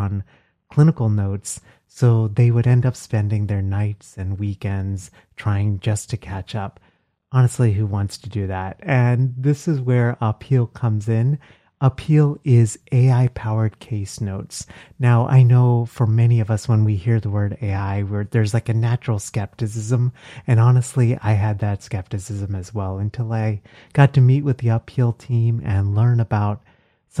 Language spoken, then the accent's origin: English; Texas, United States; now in Philadelphia, United States; I grew up in Texas